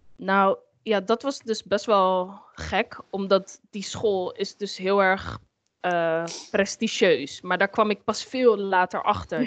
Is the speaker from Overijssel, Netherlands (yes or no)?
no; Amsterdam, North Holland, Netherlands; ik ben zelf eh, opgegroeid in Amsterdam. En mhm. ehm, ja, Amsterdam-West